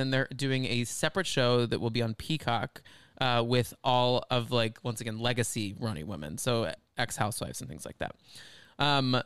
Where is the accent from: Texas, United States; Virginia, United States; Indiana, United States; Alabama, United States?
Texas, United States; Dallas; we're from Dallas